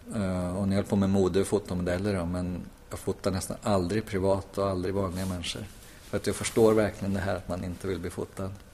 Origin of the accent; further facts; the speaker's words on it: Hagfors, Värmland, Sweden; also born or lived in Malmö; now in Stockholm, Sweden; Jag är från Hagfors